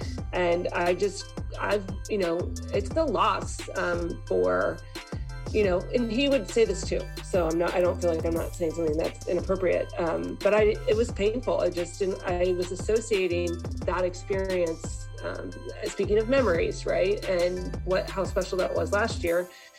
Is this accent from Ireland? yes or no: yes; Ireland; I'm Irish, and part of being Irish is like living with this melancholy, like, it's just, you're always sad.